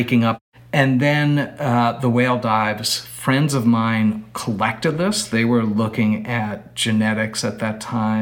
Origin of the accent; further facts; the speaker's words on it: New York City, New York, United States; moved away; I grew up in New York City.